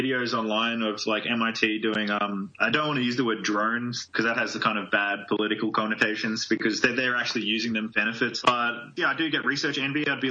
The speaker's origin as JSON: {"language": "English", "country": "Australia", "moved": "yes", "lives_now": "United States", "said": "I'm a transplant, like I'm originally from Australia"}